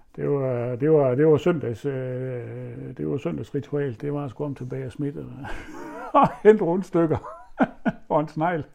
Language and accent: Danish; Horsens, Central Denmark Region, Denmark; da jeg flyttede fra Stensballe, flyttede hjemmefra